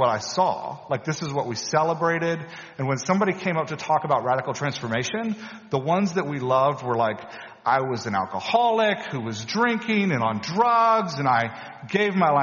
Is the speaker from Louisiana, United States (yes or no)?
yes; Louisiana, United States; When I was a teenager growing up in Louisiana, in a beautifully Southern Baptist, very conservative church